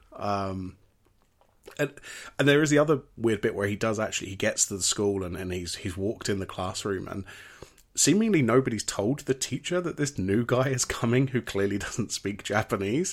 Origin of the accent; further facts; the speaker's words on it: United Kingdom; as British people